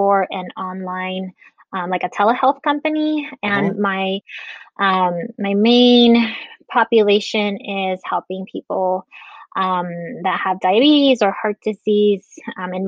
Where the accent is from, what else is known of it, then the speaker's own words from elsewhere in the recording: Las Vegas, Nevada, United States; also born or lived in Guatemala / Henderson, Nevada; we moved here from Guatemala and have been here ever since. I've traveled a little bit, but basically have been in Vegas all my life